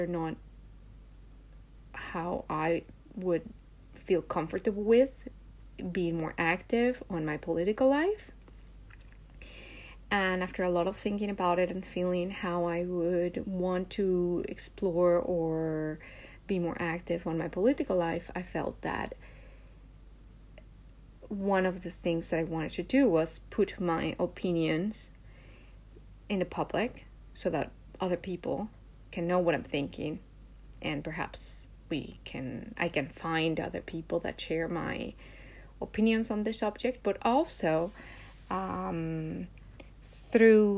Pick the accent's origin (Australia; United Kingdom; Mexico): Mexico; now in Japan; I live in Japan, but I was born in Mexico